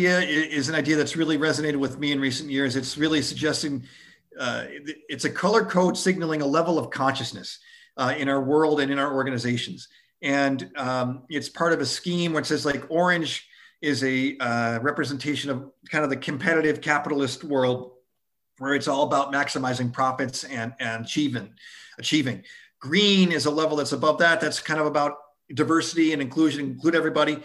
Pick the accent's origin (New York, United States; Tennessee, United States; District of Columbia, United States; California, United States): New York, United States; outside of Buffalo; growing up outside of Buffalo, New York